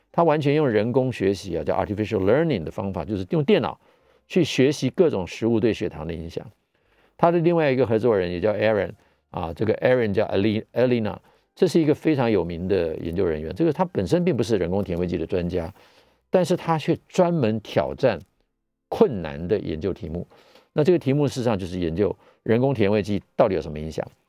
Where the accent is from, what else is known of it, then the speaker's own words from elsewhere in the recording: Taiwan; 我们台湾人